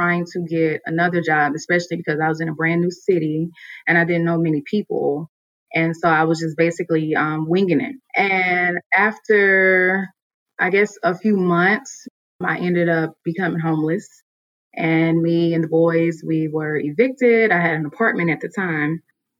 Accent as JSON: {"language": "English", "region": "Mississippi", "country": "United States", "moved": "as an adult", "lives_now": "Atlanta, United States", "said": "I'm originally from Mississippi. And so I moved to Atlanta about 7 years ago."}